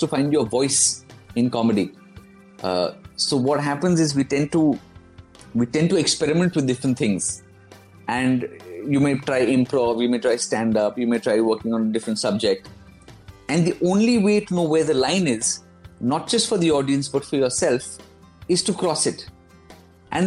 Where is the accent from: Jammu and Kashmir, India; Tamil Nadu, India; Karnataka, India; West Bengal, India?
West Bengal, India; Kolkata; also born or lived in London, United Kingdom; now in Delhi, India; I'm from Calcutta